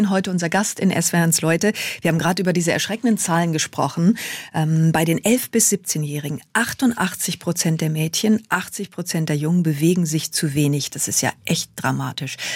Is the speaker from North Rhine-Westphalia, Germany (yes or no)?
yes; North Rhine-Westphalia, Germany; Ja, ich bin auch in Sauerland groß geworden. Da bin ich im Grunde auf dem Fahrrad aufgewachsen.